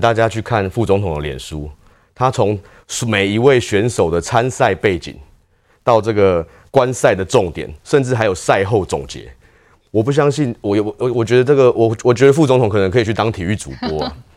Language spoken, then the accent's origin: Chinese; Taiwan; 都用台湾来代表我们国家